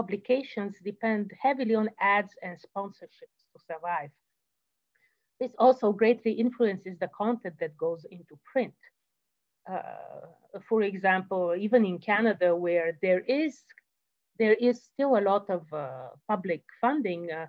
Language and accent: English; Bulgaria; I come from Bulgaria